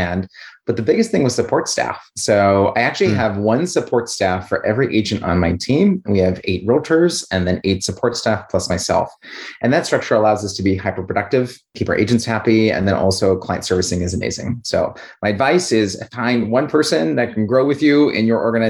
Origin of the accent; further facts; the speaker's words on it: Washington, District of Columbia, United States; I'm from Washington, D.C.